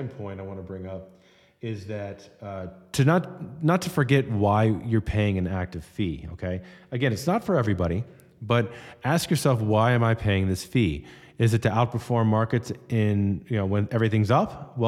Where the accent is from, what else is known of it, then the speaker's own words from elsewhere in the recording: Florida, United States; I grew up in South Florida after Hurricane Andrew hit our neighborhood in the early 90s.